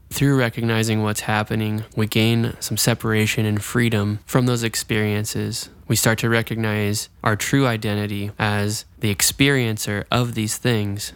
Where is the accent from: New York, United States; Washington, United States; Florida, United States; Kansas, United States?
Florida, United States; Jacksonville; I'm actually from Jacksonville, Florida